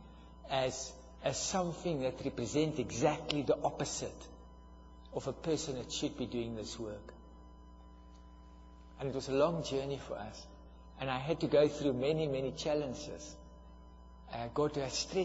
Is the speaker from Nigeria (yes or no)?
no; South Africa; I am from South Africa, and I'm from the tribe that were the architects for apartheid